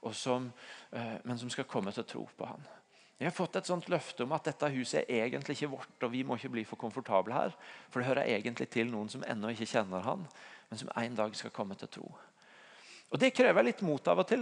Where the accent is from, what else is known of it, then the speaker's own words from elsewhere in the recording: Tvedestrand, Agder, Norway; hjemme i Tvedestrand, der jeg kommer fra.